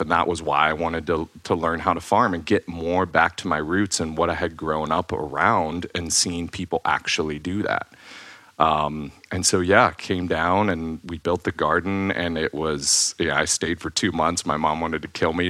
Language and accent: English; Ohio, United States; moved away; I grew up in Ohio